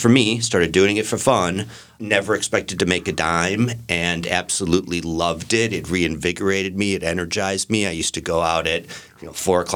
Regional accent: Ohio, United States; moved away as an adult; also born or lived in Chicago / Los Angeles; now in London, United Kingdom; I was born in Ohio, and after school, I moved to Chicago, where I worked in advertising.

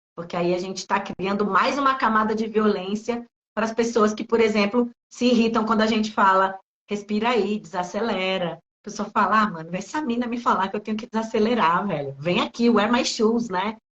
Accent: Recife, Pernambuco, Brazil; now in São Paulo, Brazil; nasci em Recife, vim morar em São Paulo

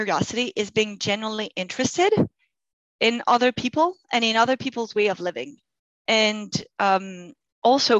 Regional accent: Grenoble, Auvergne-Rhône-Alpes, France; first language French; English is a second language; moved away as an adult; also born or lived in Saudi Arabia / Germany / Spain / China; now in Canada; I come from Grenoble, surrounded by mountains.

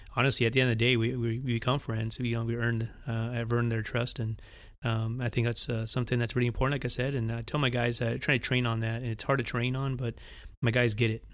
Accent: Washington, United States; moved away as an adult; also born or lived in Monterrey, Nuevo León, Mexico / Spokane, Washington; now in Weslaco, Texas, United States; when I was about three, four years old, we moved to Washington State. So, state of Washington was my home for about eighteen, twenty years, and so I went to, uh, all my school

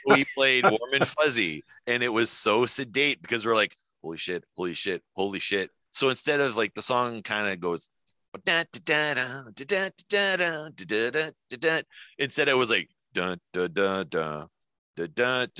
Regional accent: New Brunswick, Canada; moved away; we're French from New Brunswick. We're not Quebecois

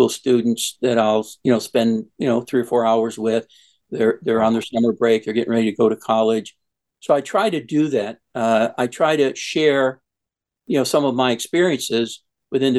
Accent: Old Forge, Pennsylvania, United States; I'm from Old Forge, Pennsylvania. It's a coal mining town right outside of Scranton.

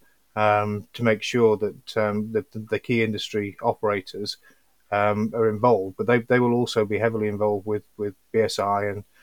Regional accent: Yorkshire and the Humber, United Kingdom; I'm from Yorkshire

